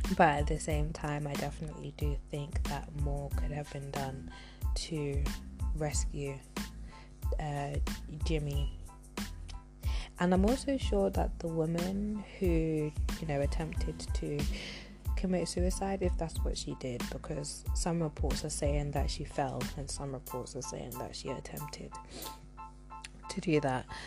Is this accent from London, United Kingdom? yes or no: yes; London, United Kingdom; my hometown, which is London